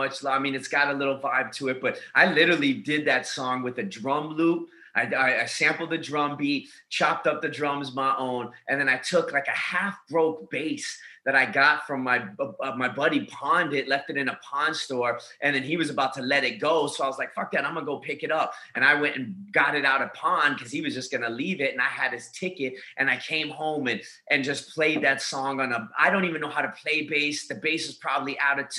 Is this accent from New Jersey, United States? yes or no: no; Tucson, Arizona, United States; now in Long Beach, United States; born and raised in Tucson, Arizona, now living in Long Beach, California